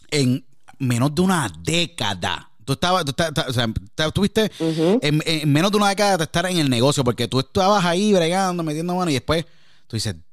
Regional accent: Puerto Rico

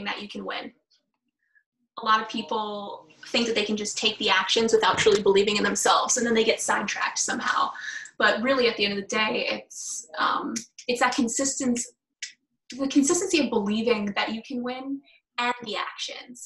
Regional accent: New York, United States; I'm from New York.

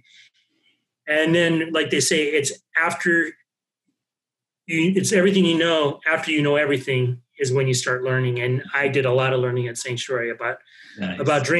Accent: Tucson, Arizona, United States; I'm originally from Tucson

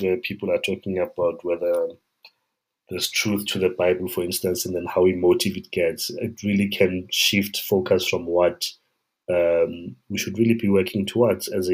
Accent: South Africa; a South African person and a child that grew up in this environment

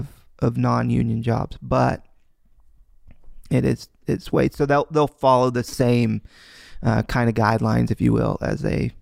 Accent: Kansas, United States; born there; I was born here in the States. I was born in Kansas.

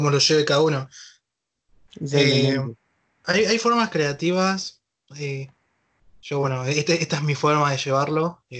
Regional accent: Argentina; la situación de cuarentena en la que estamos pasando todos los argentinos

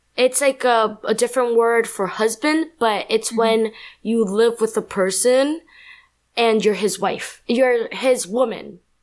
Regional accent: New York, United States; also born or lived in Colombia; I was born in Colombia, raised in New York.

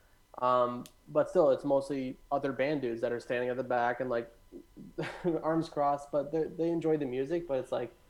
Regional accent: Caledon, Ontario, Canada; also born or lived in Hamilton; I grew up in Caledon in that house

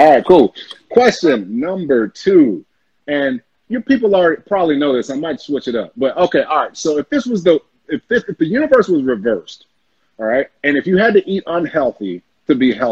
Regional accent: the South, United States; we're from the South.

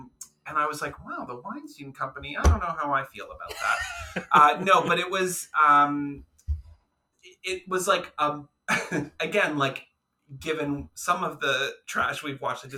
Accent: Canada; as two Canadian queens

